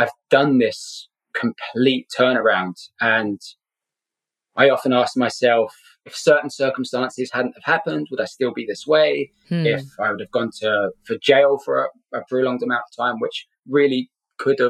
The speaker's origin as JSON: {"language": "English", "region": "London", "country": "United Kingdom", "tie": "born or raised there", "also_born_or_lived": "Scotland", "moved": "as an adult", "lives_now": "Southern California, United States", "said": "I'm originally from Scotland, but grew up in London. Been in the States for 12 years now"}